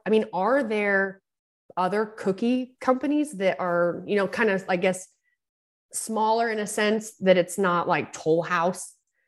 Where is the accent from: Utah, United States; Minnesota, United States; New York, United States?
Utah, United States; also born or lived in California; I lived in California and it's, you know, we have like the perfect amount of humidity in Santa Cruz. And I'm from Utah and I'm back in Utah.